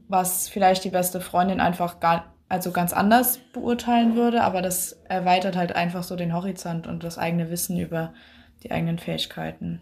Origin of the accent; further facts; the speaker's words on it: Schleswig-Holstein, Germany; ich bin aus Schleswig-Holstein